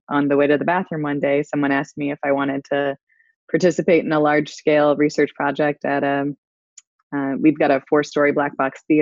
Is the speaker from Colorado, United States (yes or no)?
no; St. Louis, Missouri, United States; also born or lived in Illinois / Las Vegas; now in Virginia, United States; I'm originally from the Midwest, St. Louis specifically